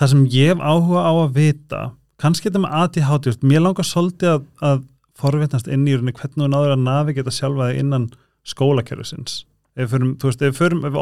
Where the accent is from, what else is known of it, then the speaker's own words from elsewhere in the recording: Iceland; Ég er frá Seðisvöli og Ungur í Ísland var huge